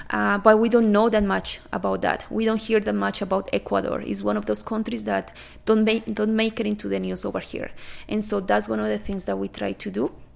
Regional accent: Colombia; now in Canada; I am originally from Colombia

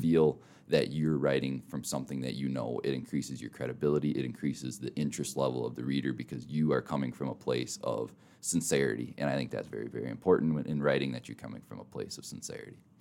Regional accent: Minnesota, United States; also born or lived in Mitchell, South Dakota; now in Rapid City, United States; I grew up in Minnesota

